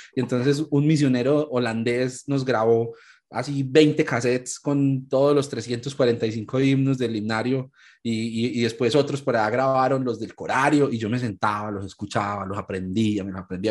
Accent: Ibagué, Tolima, Colombia; moved away as an adult; now in Medellín, Colombia; soy colombiano, soy de una ciudad más al centro del país que se llama Ibagué y pues vivo aquí en Medellín hace ya 13, casi 14 años

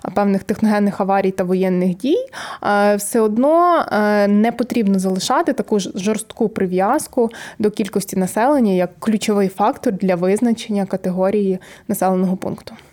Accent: Chortkiv, Ternopil Oblast, Ukraine; я з Тернопільської області, всі кажуть, а звідки ти? Я кажу, з Чорткова

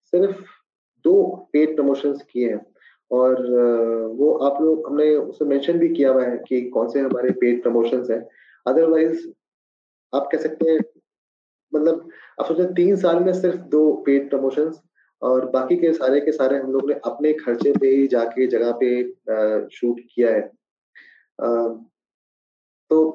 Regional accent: Bihar, India; मेरे favourite dishes मुझे बिहारी खाना बहुत पसंद है खासकर क्योंकि मेरा बचपन बिहार में गुजरा है तो बिहार की हर एक चीजें

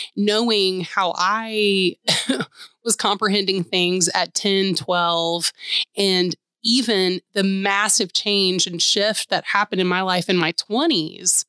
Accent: Atlanta, Georgia, United States; moved away as an adult; now in Nashville, United States; growing up in Atlanta

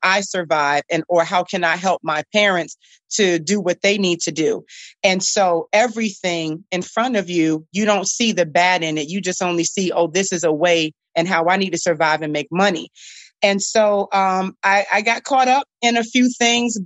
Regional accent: Norfolk, Virginia, United States; That's where I'm from. That's where I grew up

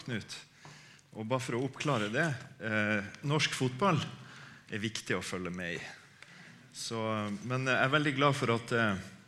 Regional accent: Harstad, Troms, Norway; moved away; Jeg er fra Harstad, egentlig, eh, eh oppe i Troms

